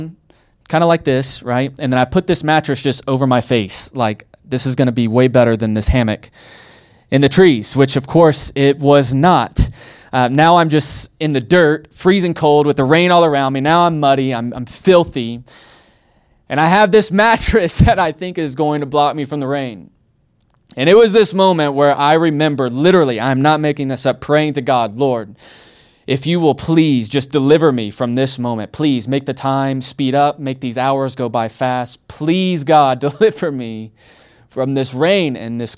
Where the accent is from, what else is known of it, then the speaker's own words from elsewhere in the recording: Alabama, United States; I'm from Alabama